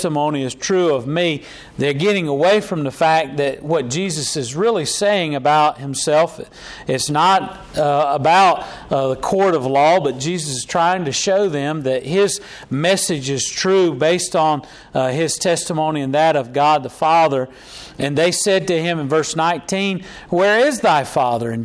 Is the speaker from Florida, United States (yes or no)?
no; Charlotte, North Carolina, United States; I was born in Charlotte, North Carolina, and my daddy's from Lenore, North Carolina. My mama's from Gastonia, North Carolina.